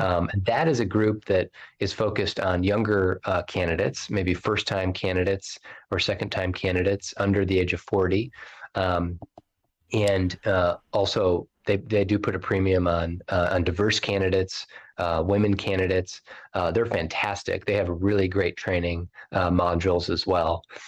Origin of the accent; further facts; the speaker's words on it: South Bend, Indiana, United States; he was also my hometown mayor when I was a kid